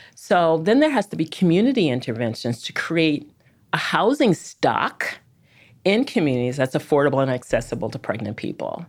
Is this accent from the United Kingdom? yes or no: no; Chicago, Illinois, United States; moved away; I'm a Chicagoan by birth and early upbringing